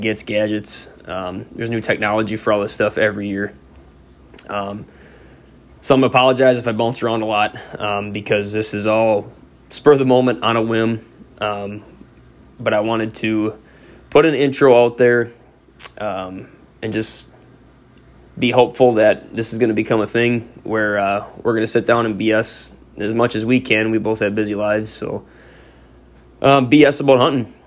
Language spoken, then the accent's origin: English; Northeast Wisconsin, United States; I grew up in Northeast Wisconsin